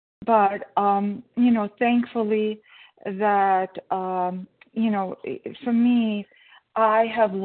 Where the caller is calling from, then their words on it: Connecticut, United States; Oh, it's B, as in boy, and I'm in Connecticut.